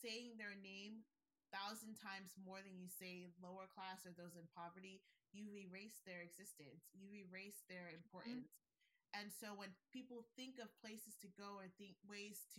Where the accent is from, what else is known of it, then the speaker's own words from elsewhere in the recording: Nigeria; I'm Nigerian